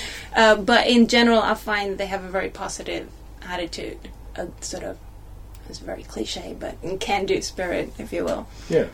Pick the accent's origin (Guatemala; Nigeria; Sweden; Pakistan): Sweden; first language Swedish; English is a second language; moved away as an adult; also born or lived in United States; now in United Kingdom; I was 10 when I started learning English in school in Sweden